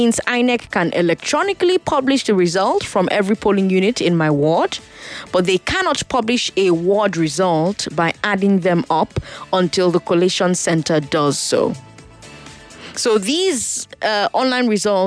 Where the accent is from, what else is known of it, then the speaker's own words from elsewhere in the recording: Nigeria; accent: Igbo; my Igbo accent